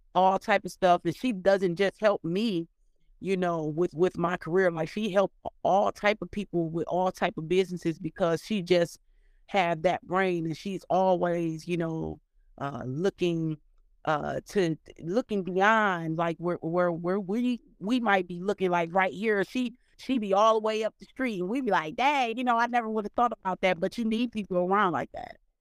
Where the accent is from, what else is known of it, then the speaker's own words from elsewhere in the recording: Cleveland, Ohio, United States; moved away as an adult; also born or lived in Dayton, Ohio; now in Atlanta, United States; from kindergarten all the way up until sixth grade, seventh grade, I was in Cleveland. And then from seventh grade, from the time I graduated, I grew up in Dayton